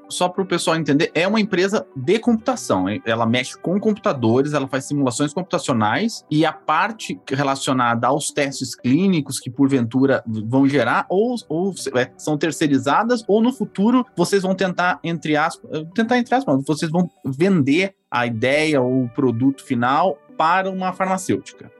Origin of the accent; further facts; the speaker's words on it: Ourinhos, São Paulo, Brazil; Eu sou de Ourinhos, nascido lá, lá no São Camilo, que não existe mais, o hospital. Eu morei lá até mais ou menos de 95 até 2000